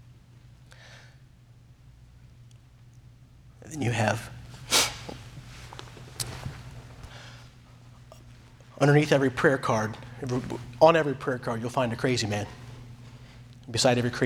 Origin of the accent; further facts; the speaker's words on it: United States; moved away as an adult; I'm American